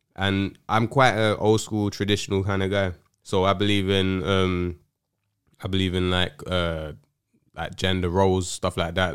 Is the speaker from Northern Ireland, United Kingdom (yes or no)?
no; London, United Kingdom; I grew up in South London